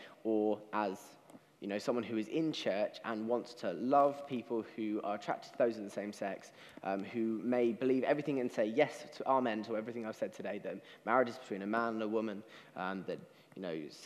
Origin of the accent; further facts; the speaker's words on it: United Kingdom; as British people